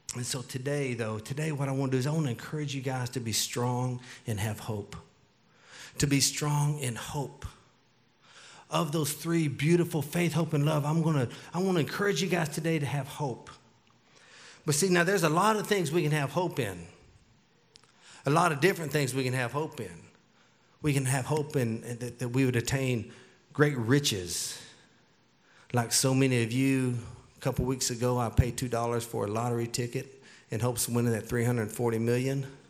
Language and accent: English; Texas, United States; I grew up in Texas, so I, I, it's hard for me to just speak English